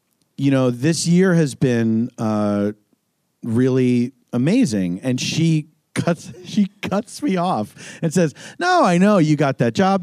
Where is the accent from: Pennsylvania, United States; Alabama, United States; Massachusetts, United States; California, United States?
Pennsylvania, United States; Philadelphia; moved away as an adult; also born or lived in Los Angeles / New York; I grew up in Philadelphia